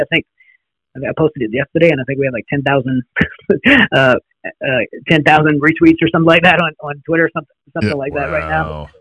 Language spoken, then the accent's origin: English; United States; we're American people